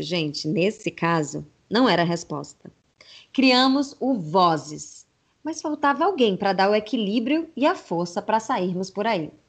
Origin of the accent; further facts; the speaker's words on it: Bahia, Brazil; also born or lived in Paraíba; sou nordestina com mais orgulho ainda, com raízes na Paraíba e nascida na terra de Joana Angélica, na Bahia